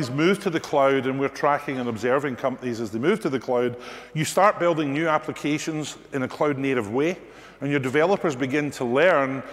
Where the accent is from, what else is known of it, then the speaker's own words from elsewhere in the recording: Scotland, United Kingdom; accent: Scottish; my Scottish accent